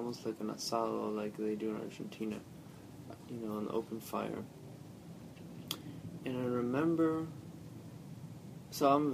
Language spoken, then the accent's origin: English; Michigan, United States; accent: southern twang; also born or lived in El Paso, Texas; when I was in third grade, I moved from El Paso, Texas to Michigan